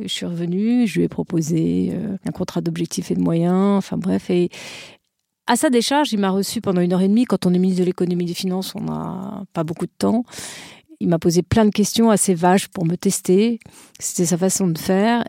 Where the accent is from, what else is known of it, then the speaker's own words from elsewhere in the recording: France; je suis française